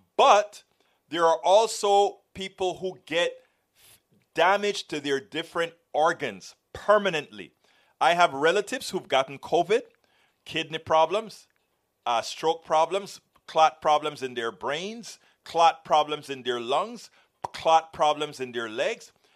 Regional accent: Panama; now in United States; I came from Panama, a Latin American country

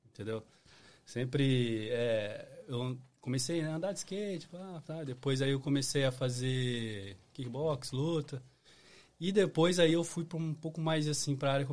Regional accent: São Paulo state interior, Brazil; moved away as an adult; now in United States; Sou de São Paulo

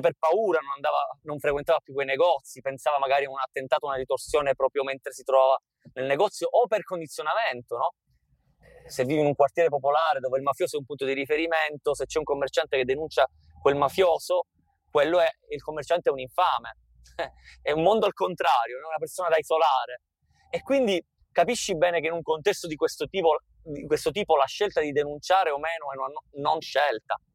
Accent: Capaci, Sicily, Italy; io sono nato e cresciuto a Capaci

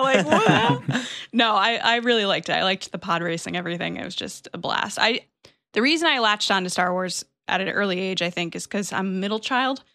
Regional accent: Connecticut, United States; I'm from Connecticut

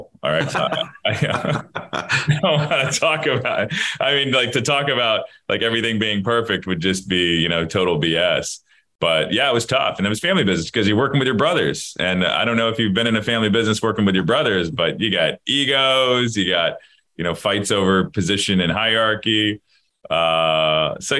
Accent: Florida, United States; I'm born and raised

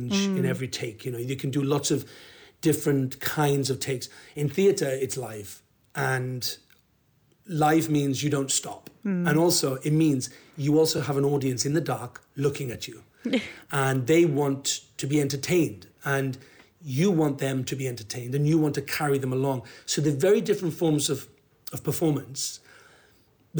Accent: Wales, United Kingdom; I'm a Welsh actor

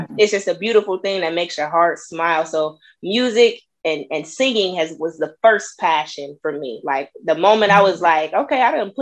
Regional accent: Peoria, Illinois, United States; moved away as an adult; now in Dallas, United States; I'm from Illinois, you know, Peoria, Illinois. It's a couple hours south of Chicago

